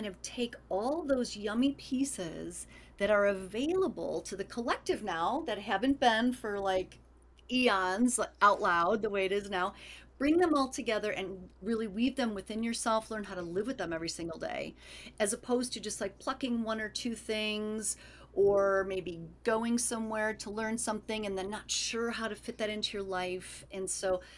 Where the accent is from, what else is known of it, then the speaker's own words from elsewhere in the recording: Chicago, Illinois, United States; I'm from Chicago as well